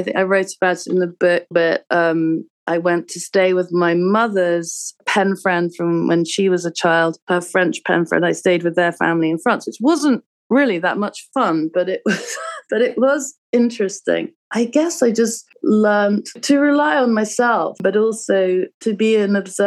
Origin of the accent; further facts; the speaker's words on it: London, United Kingdom; moved away as an adult; also born or lived in Hudson, New York; now in Brooklyn, United States; I'm from London, but I lived in America for 17 years. I live in Brooklyn and Hudson.